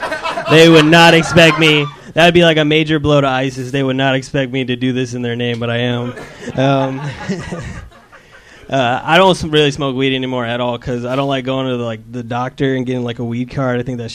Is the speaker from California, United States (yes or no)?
no; Seattle, Washington, United States; now in Los Angeles, United States; I'm from Seattle.